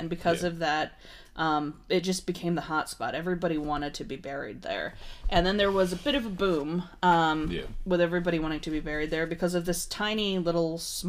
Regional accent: United States; also born or lived in Edwardsburg, Michigan

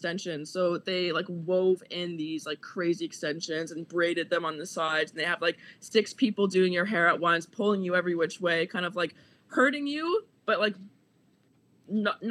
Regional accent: Halifax, Nova Scotia, Canada; moved away as an adult; I'm from Nova Scotia

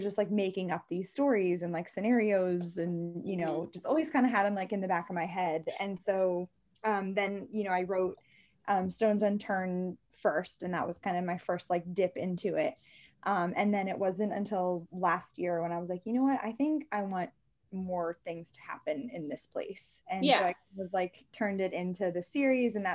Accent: Maryland, United States; I'm from Maryland

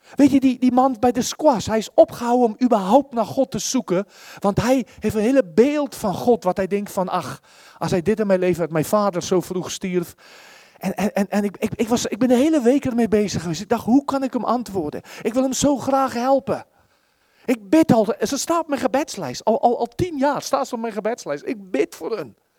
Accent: South Africa; Dutch is a second language; now in Netherlands; ik kom uit Zuid-Afrika

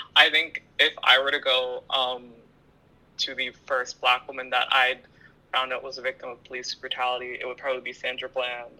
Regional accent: Ottawa, Ontario, Canada; I'm born and raised in Ottawa

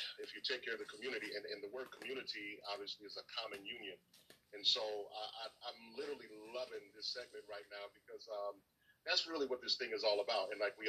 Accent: Battle Creek, Michigan, United States; my hometown of Battle Creek, Michigan

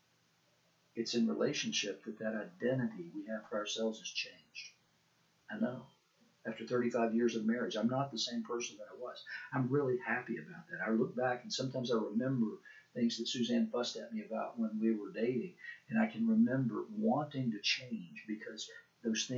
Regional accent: Chattanooga, Tennessee, United States; moved away; also born or lived in Asheville, North Carolina / Pawleys Island, South Carolina / Sewanee, Tennessee / Knoxville, Tennessee; I'm the … you went to school with at the center school in Chattanooga until the sixth grade

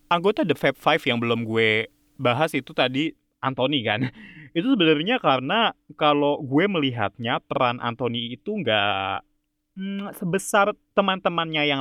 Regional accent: Java, Indonesia; Jadi kalau misalnya kayak ya gue orang Jawa gitu, misalnya masak apa uh, gudeg gitu

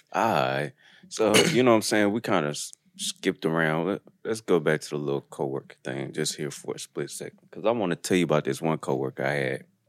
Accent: Detroit, Michigan, United States; moved away; also born or lived in Pearl, Mississippi; I'm from Detroit

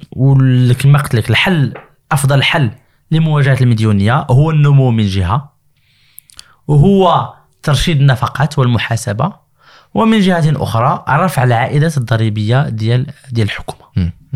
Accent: Morocco; عندنا في المغرب

